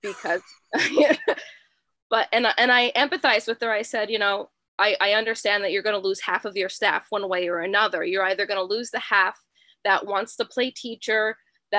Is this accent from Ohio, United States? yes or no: no; Pennsylvania, United States; I'm actually from Pennsylvania